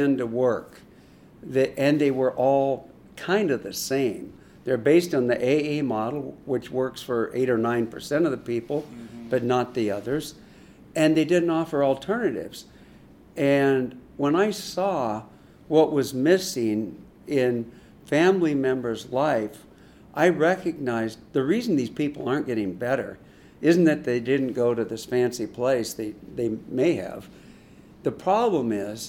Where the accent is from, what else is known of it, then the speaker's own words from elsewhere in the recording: Seattle, Washington, United States; moved away as an adult; also born or lived in Boston; now in Chicago, United States; I grew up in Seattle, went to grad school in Boston, and live in Chicago